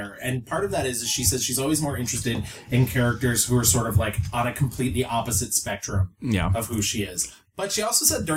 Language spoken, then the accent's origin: English; New York, United States; I grew up in New York